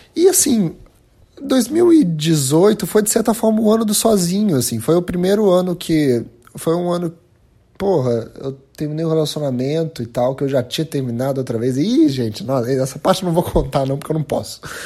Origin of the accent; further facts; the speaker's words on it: Brazil; a gente como brasileiro